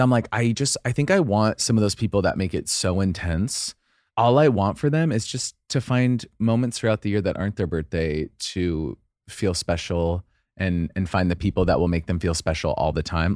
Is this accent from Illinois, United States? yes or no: no; Idaho, United States; I'm from Idaho